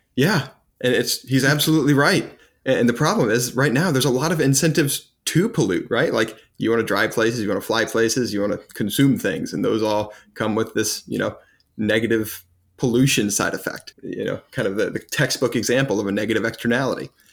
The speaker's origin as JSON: {"language": "English", "country": "United States", "said": "as an American"}